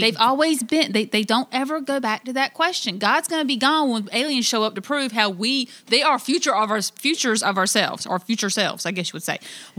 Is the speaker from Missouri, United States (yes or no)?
no; North Carolina, United States; now in Illinois, United States; I am an alien in Illinois because I'm originally from North Carolina, okay? I am not from the same area.